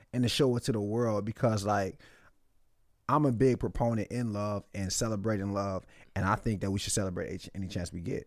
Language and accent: English; Nigeria; I'm Nigerian